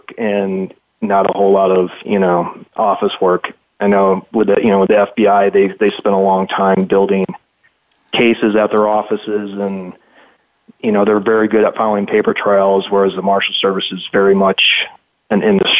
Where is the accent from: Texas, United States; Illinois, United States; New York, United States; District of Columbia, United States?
Illinois, United States; Chicago; moved away as an adult; also born or lived in Minneapolis, Minnesota / Philadelphia, Pennsylvania; now in Arizona, United States; I grew up in Chicago